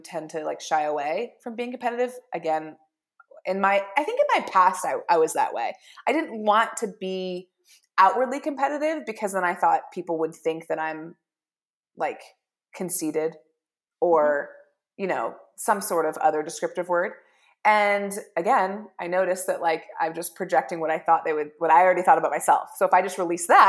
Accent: Bozeman, Montana, United States; I'm from Bozeman

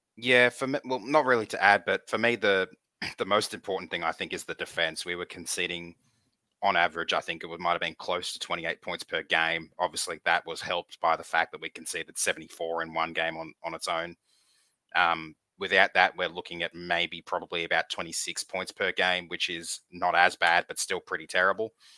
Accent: Campbelltown, New South Wales, Australia; I was born in Campbelltown, so Magpies territory

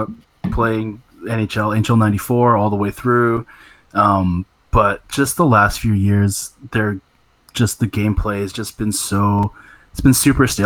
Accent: Canada; as a Canadian

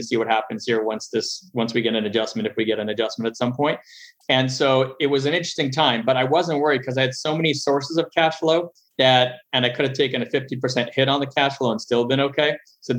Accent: Montreal, Quebec, Canada; moved away as an adult; also born or lived in Los Angeles, United States; now in United States; I'm originally from Montreal, Canada. Grew up there, lived about half my life there and half my life in the U.S. Came down to the U.S. in 98.

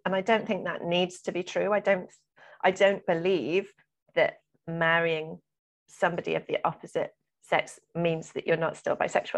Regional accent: South Wales, United Kingdom; I grew up in South Wales

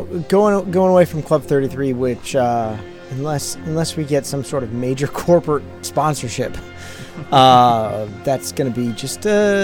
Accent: Northeast, United States; I'm from the Northeast.

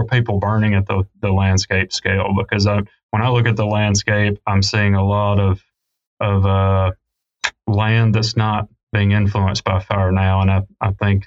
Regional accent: the South, United States; I grew up in the South, grew up hunting and fishing

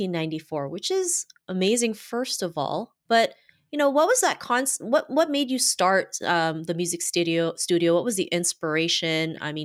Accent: Philippines; moved away; I'm also from the Philippines

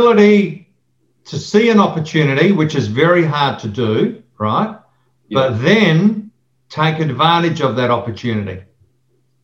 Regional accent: Adelaide, South Australia, Australia; I grew up in Torrensville and I'm still here

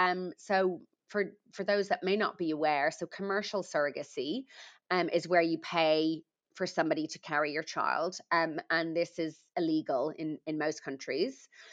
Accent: Ireland; I'm Irish, although I don't think I've got an accent.

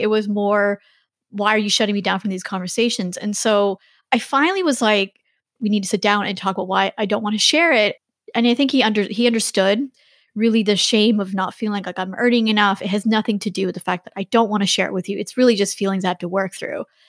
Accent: Canada; moved away as an adult; also born or lived in China; I'm Canadian, my husband's American

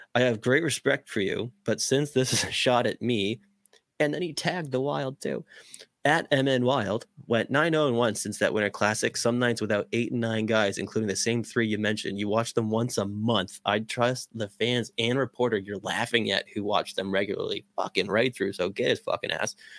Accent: Boston, Massachusetts, United States; I'm from Boston

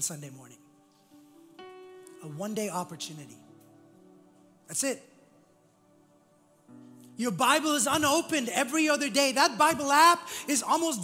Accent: India; moved away; I was growing up in India

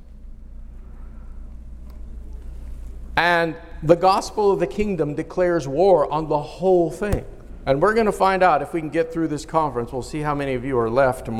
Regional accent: United States; I am an American citizen

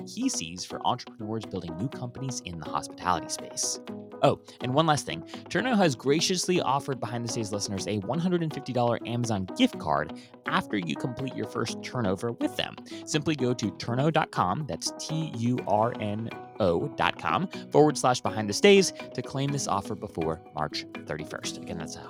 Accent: Kailua, Hawaii, United States; now in Washington, D.C., United States; I was born and raised in Kailua

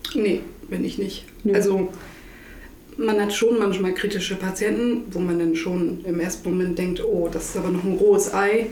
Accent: Butjadingen, Lower Saxony, Germany; ich komme aus Budjadingen

